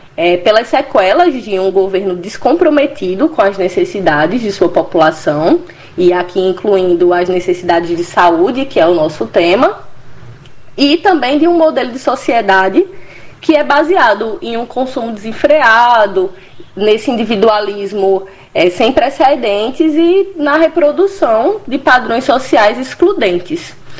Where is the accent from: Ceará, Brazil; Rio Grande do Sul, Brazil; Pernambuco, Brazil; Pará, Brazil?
Ceará, Brazil; Juazeiro do Norte; moved away as an adult; also born or lived in Rio de Janeiro; now in Recife, Brazil; eu sou cearense, natural de Juazeiro do Norte